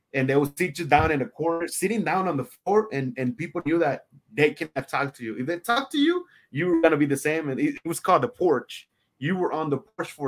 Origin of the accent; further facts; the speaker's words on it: Houston, Texas, United States; English is a second language; also born or lived in Mexico; I came here in the United States to Houston, Texas, when I was around 8 or 9.